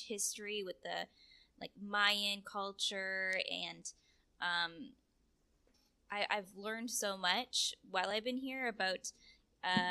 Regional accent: Canada; moved away as an adult; also born or lived in California / Romania; now in Mexico; being first generation Canadian. My mother came from Romania

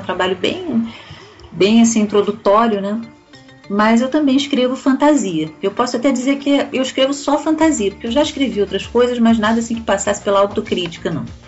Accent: Rio de Janeiro, Brazil; also born or lived in Portugal; now in Niterói, Brazil; moro em Niterói, aqui do outro lado da poça, né? Eu nasci no Rio de Janeiro. Eu já morei em Portugal também um tempo.

